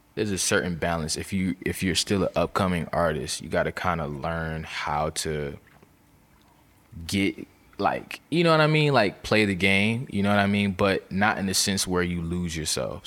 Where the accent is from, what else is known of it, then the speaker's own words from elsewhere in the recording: Virginia, United States; I'm from Virginia